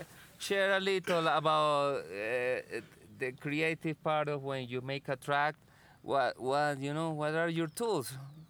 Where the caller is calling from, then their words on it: Chihuahua, Mexico; You know, I'm calling from Chihuahua.